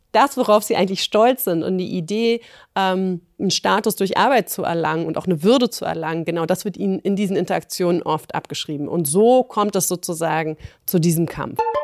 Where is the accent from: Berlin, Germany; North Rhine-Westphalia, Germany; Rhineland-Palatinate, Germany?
Berlin, Germany; ich als Berlinerin